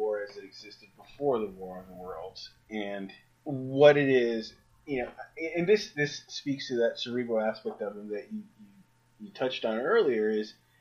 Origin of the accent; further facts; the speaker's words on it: New York City, New York, United States; I grew up in Queens